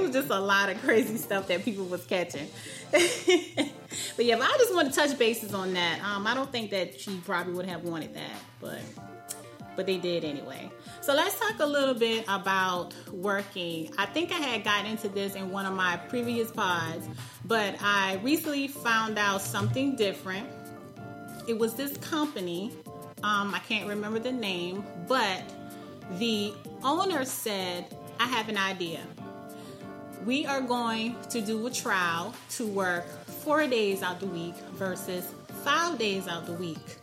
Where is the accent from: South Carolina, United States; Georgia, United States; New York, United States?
South Carolina, United States; now in Raleigh, United States; I'm from South Carolina